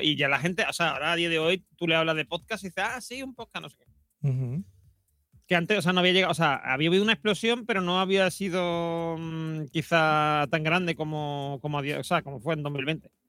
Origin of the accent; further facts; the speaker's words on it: Madrid, Community of Madrid, Spain; accent: Madrid; le hablo con, con acento de Madrid